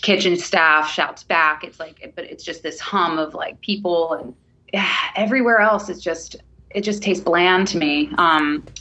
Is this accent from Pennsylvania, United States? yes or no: no; New York, United States; I'm from New York.